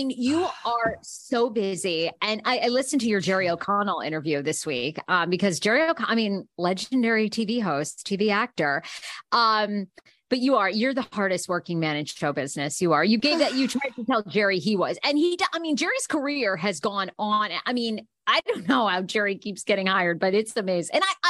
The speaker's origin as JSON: {"language": "English", "region": "Scotland", "country": "United Kingdom", "said": "I mean, I am Scottish."}